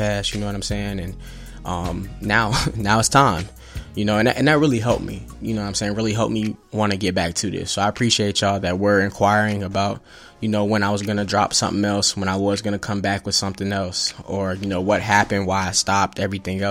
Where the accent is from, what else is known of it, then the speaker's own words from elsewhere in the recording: Evansville, Indiana, United States; also born or lived in Atlanta, Georgia / Terre Haute, Indiana; now in Indianapolis, United States; I was born in Atlanta, moved to Evansville, Indiana, pretty much was raised there, grew up there